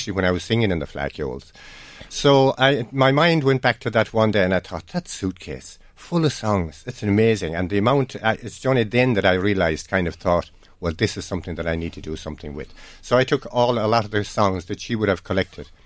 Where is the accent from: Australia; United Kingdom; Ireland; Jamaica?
Ireland; When I was a child growing up in Carlestrann, I grew up in a musical family